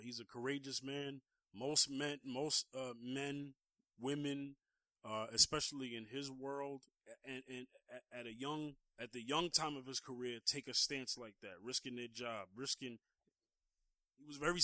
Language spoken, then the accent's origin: English; New York City, New York, United States; growing up on Staten Island and being introduced to …